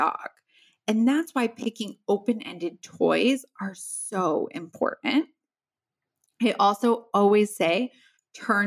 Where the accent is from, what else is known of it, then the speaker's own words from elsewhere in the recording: Midwest, United States; I grew up in the Midwest